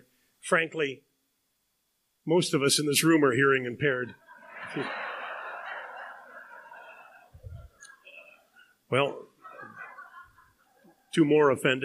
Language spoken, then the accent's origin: English; Canada; I'm a Canadian